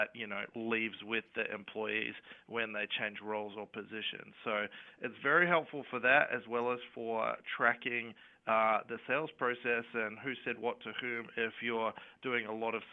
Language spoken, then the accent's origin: English; Perth, Western Australia, Australia; moved away as an adult; now in San Francisco, United States; I grew up in Perth in Western Australia, which you can probably tell by my accent